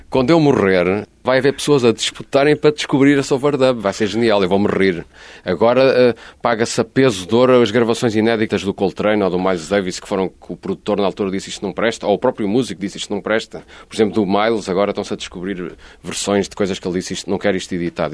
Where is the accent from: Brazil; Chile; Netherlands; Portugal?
Portugal; Lisbon; moved away as an adult; also born or lived in Barcelona; now in Algarve, Portugal; eu sou lisboeta, posso provar, tenho aqui o bilhete de identidade da Lapa